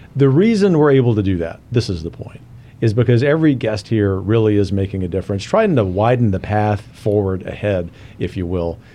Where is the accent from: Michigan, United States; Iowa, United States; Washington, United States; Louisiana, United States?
Louisiana, United States; I'm from Louisiana